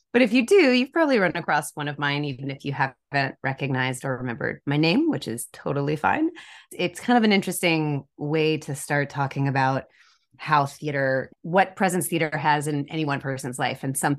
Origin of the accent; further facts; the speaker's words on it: Decatur, Georgia, United States; I grew up outside of Atlanta, Georgia, and Decatur, Georgia.